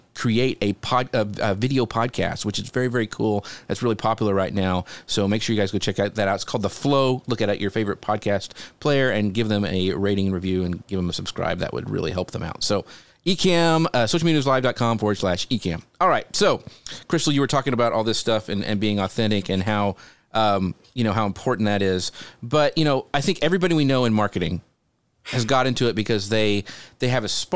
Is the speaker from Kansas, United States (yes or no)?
yes; Kansas, United States; I grew up in Kansas.